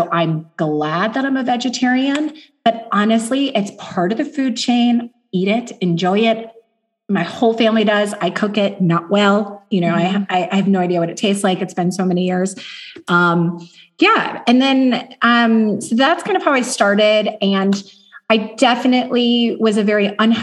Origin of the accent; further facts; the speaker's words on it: Chicago, Illinois, United States; also born or lived in Los Angeles / Germany; now in Southlake, Texas, United States; I'm from Chicago via LA and Germany, but now my family has found their home here